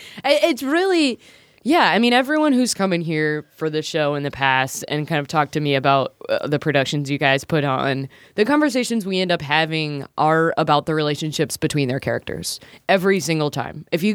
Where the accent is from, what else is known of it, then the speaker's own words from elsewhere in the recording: Lancaster, South Carolina, United States; I'm from Lancaster, South Carolina, and I've still never, like, put that two and two together.